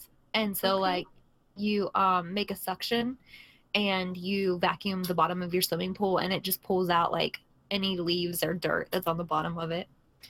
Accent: Philadelphia, Pennsylvania, United States; now in Tennessee, United States; I'm from Pennsylvania.

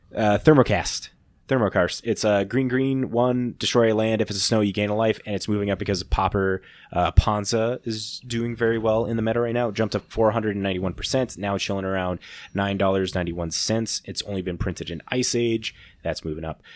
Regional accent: Midwest, United States; we're just schmucks from the Midwest

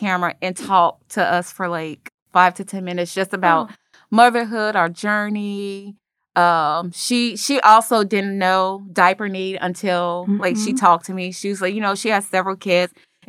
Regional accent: Chicago, Illinois, United States; moved away as an adult; now in Memphis, United States; I was born and raised in Chicago. I came here for University of Memphis.

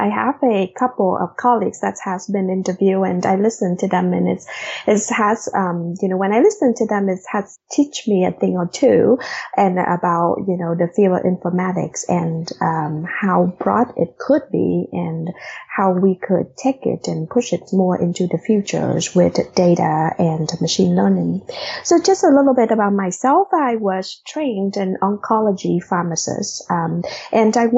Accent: Vietnam; English is a second language; moved away as an adult; also born or lived in Des Moines, Iowa; now in United States; I actually had just, finished high school in Vietnam 2 days before we got on

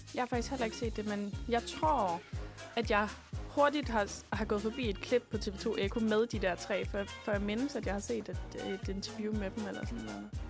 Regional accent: Esbjerg, Southern Denmark, Denmark; jeg er jo fra Esbjerg

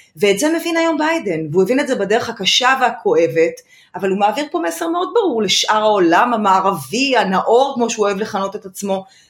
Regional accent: Israel

